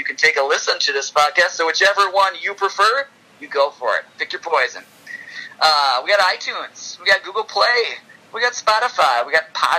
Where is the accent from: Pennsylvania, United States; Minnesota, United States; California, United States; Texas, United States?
Minnesota, United States; I'm from Minnesota. So am I.